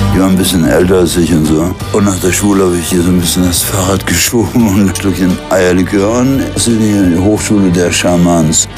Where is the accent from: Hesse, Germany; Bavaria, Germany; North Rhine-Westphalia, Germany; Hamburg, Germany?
North Rhine-Westphalia, Germany; Gronau; komme aus Gronau an der Donau. Es ist ja im Wilden Westen und so, ne? An der holländischen Grenze